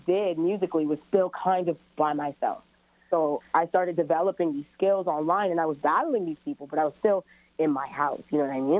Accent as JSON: {"language": "English", "town": "Brampton", "region": "Ontario", "country": "Canada", "tie": "born or raised there", "also_born_or_lived": "Toronto", "said": "I'm born in Toronto and raised in Brampton, so I kind of identify with both areas"}